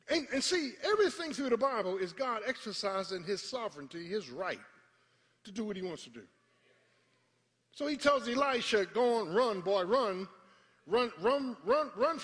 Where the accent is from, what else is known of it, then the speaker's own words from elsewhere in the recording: Philadelphia, Pennsylvania, United States; I was raised in South Philadelphia